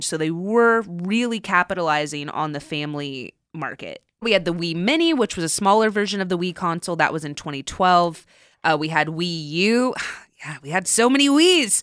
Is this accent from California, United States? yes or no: yes; Southern California, United States; I grew up in Southern California